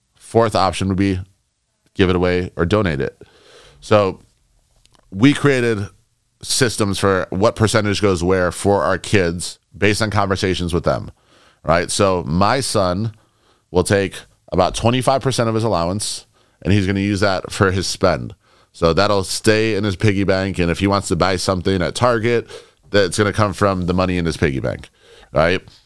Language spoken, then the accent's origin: English; Chicago, Illinois, United States; moved away; also born or lived in New York; I grew up in Chicago. I lived in New York